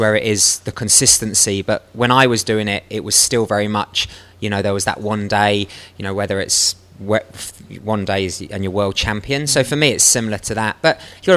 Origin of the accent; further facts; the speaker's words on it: London, United Kingdom; I'm from London, I grew up in West London